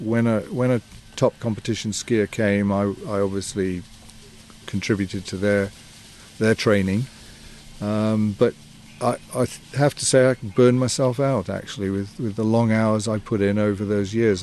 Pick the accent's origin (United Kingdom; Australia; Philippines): United Kingdom; Yorkshire and the Humber; now in Canada; I'm from Yorkshire